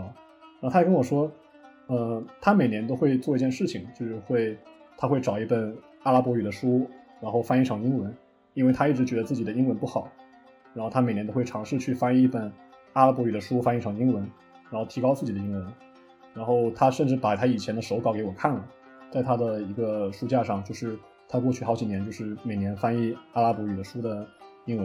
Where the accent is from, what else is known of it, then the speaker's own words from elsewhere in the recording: China; moved away; 他知道我中国人嘛